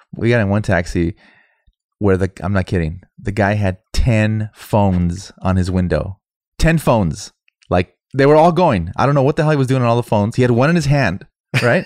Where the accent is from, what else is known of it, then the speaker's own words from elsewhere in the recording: United States; I'm fucking American